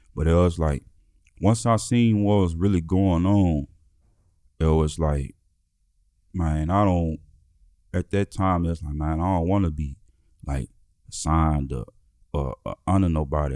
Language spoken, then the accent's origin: English; Memphis, Tennessee, United States; moved away; also born or lived in Nebraska; Growing up in Memphis